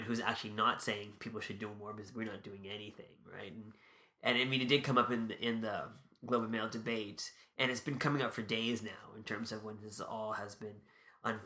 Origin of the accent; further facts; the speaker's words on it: Canada; a Canadian public member